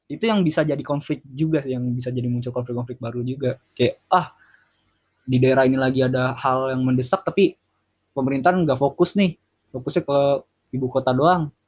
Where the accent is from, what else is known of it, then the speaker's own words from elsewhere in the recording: Jakarta, Indonesia; ibu kota atau Indonesia itu bisa menuju ke yang lebih baik sih ke kota gue Jakarta iya terutama Jakarta di Jakarta gitu